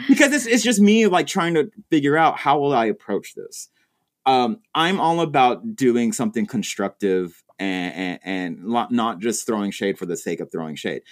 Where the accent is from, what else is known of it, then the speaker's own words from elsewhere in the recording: Texas, United States; moved away; I'm originally from Texas